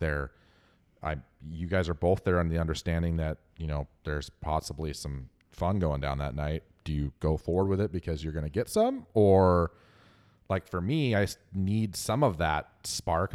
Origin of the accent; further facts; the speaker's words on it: Northwest America, Pacific Northwest, United States; accent: Northwest American; as an American with a Northwest American accent